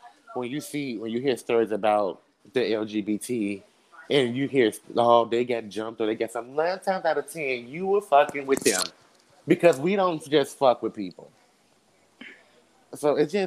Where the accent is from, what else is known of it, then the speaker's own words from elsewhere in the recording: Chicago, Illinois, United States; growing up in Chicago, especially where I, on the south town I grew up